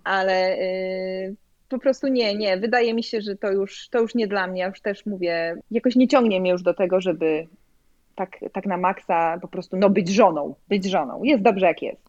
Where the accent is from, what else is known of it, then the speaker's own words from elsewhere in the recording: Poland; also born or lived in Chicago, United States; now in Sarasota, United States; jestem z Polski